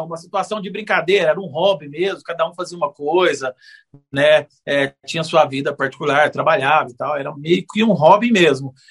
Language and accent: Portuguese; Uberlândia, Minas Gerais, Brazil; eu sou natural de Berlândia, nascido e criado aqui em Berlândia